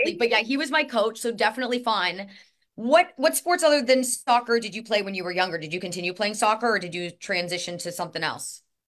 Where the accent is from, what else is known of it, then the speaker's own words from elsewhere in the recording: Indianapolis, Indiana, United States; moved away; also born or lived in Kansas City; I'm from Indianapolis